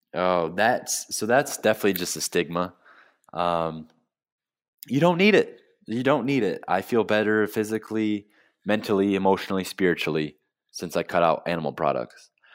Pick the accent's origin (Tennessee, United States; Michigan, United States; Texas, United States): Michigan, United States; Flint; moved away as an adult; now in South Florida, United States; I'm from Flint, Michigan. I grew up in the Midwest